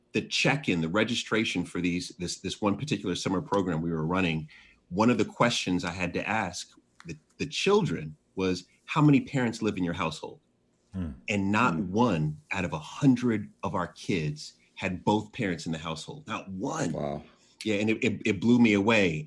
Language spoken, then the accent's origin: English; Jamaica; also born or lived in Washington, D.C.; I'm Jamaican, you know, so I have 10 jobs.